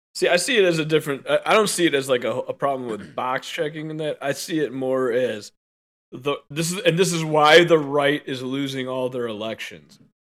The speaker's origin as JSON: {"language": "English", "country": "United States", "said": "as an American"}